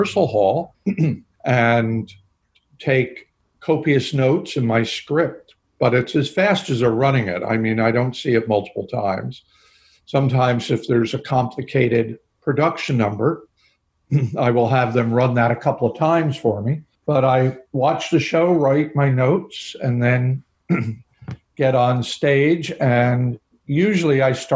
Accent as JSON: {"language": "English", "town": "Harrison", "region": "New York", "country": "United States", "tie": "born or raised there", "said": "I was raised just outside of New York City in the suburbs"}